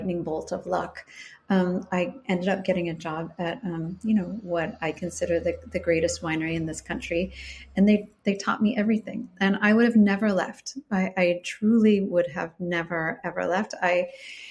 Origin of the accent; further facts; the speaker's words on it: Chicago, Illinois, United States; also born or lived in California; now in Willamette Valley, Oregon, United States; I'm originally from Chicago